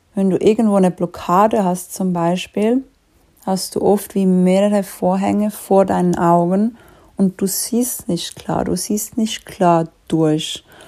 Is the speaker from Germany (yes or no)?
no; Switzerland; wie du vielleicht schon ein bisschen raushörst, ich komme aus der Schweiz